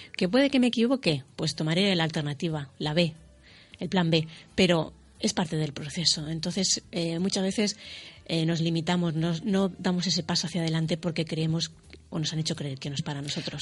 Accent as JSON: {"language": "Spanish", "country": "Spain", "said": "Yo soy la primera española"}